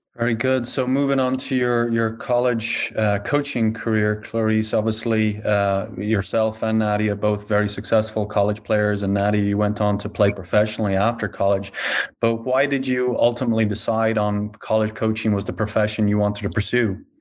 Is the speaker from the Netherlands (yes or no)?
no; Ireland; now in United States; growing up in Ireland and coming over from a foreign country